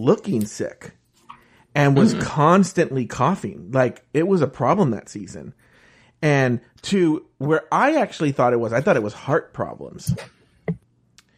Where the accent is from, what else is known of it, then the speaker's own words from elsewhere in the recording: United States; I'm an American